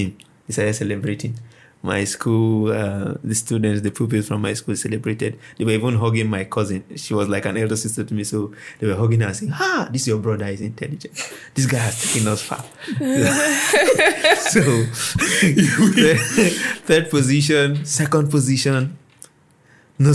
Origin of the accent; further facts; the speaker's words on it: Kano State, Nigeria; I was born in Kano State